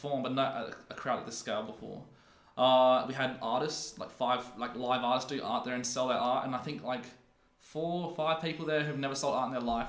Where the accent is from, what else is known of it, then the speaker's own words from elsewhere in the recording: Adelaide, South Australia, Australia; Because I grew up in Westmoreland Park.